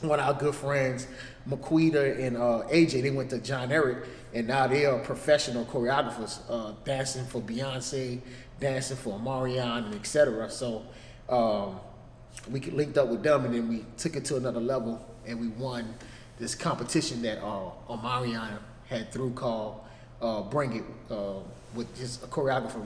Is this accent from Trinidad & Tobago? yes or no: no; New Orleans, Louisiana, United States; moved away as an adult; now in Atlanta, United States; Growing up in New Orleans